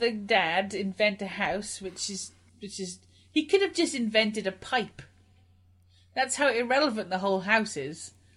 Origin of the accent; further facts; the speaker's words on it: Welsh, Wales, United Kingdom; I'm Welsh